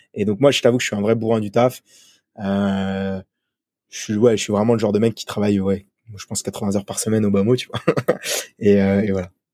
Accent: France; moved away as an adult; also born or lived in Sydney, Australia; now in Hong Kong; je suis français

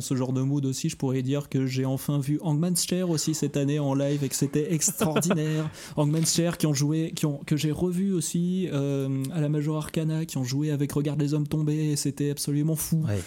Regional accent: Lyon, Auvergne-Rhône-Alpes, France; moved away; je suis lyonnais à l'origine

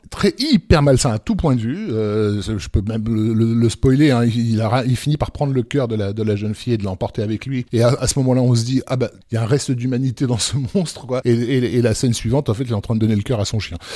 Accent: France; chez nous en France.

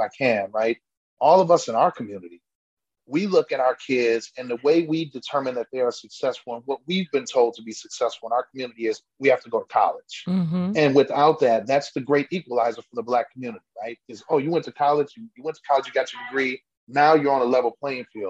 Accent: Milwaukee, Wisconsin, United States; now in Germantown, United States; I live, born and raised in Milwaukee, but we bought a house in Germantown

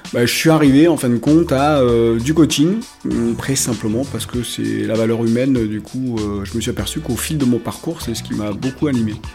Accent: Marseille, Provence-Alpes-Côte d'Azur, France; moved away as an adult; also born or lived in Picardy; je suis né à Marseille

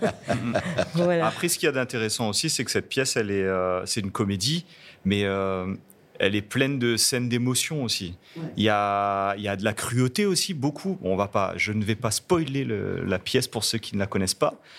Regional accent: Réunion; first language Réunion Creole; French is a second language

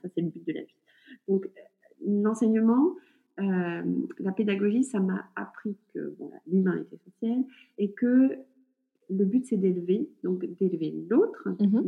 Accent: north of France, France; now in Burgundy, France; nous sommes originaires du nord de la France

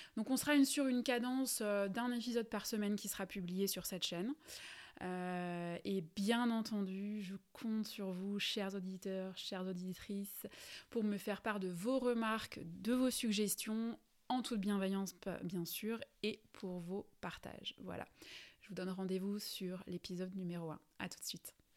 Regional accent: Alsace, Grand Est, France; accent: Alsatian; je suis alsacienne et je pense que ça doit s'entendre

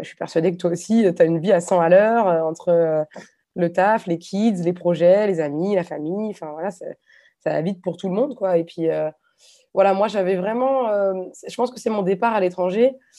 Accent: Nantes, Pays de la Loire, France; moved away as an adult; now in Hungary; je suis nantaise d'origine

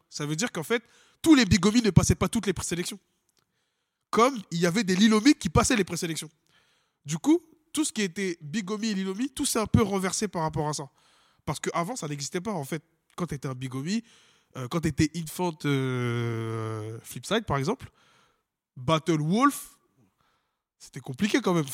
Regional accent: France; On est français

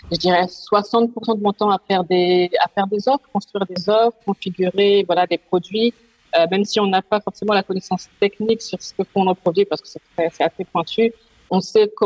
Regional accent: France; now in Netherlands; Euh, donc … je suis française, mais je vis aux Pays-Bas depuis maintenant plus de trois ans.

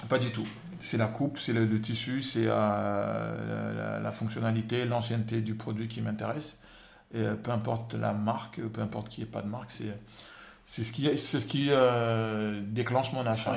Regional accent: Senegal; moved away as an adult; je suis né au Sénégal, j'ai grandi au Sénégal

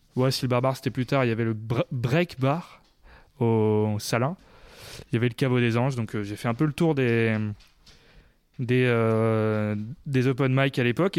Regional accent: Clermont-Ferrand, Auvergne-Rhône-Alpes, France; je suis né à Clermont

